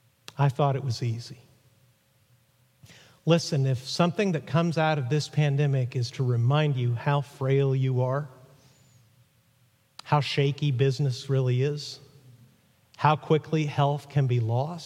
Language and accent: English; Mexico; When I was 8 years old growing up in Mexico, my dad went to preach in central Mexico